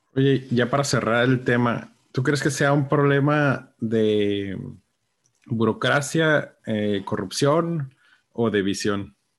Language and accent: Spanish; Tijuana, Baja California, Mexico; somos buenos los de Tijuana